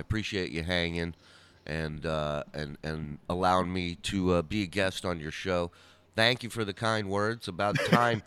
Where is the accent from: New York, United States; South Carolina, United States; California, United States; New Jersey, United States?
California, United States; Los Angeles; also born or lived in Arizona; we lived in, in the San Fernando Valley